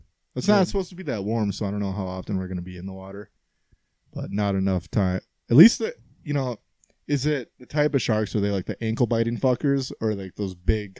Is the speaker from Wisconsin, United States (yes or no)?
yes; Wisconsin, United States; we're from Wisconsin.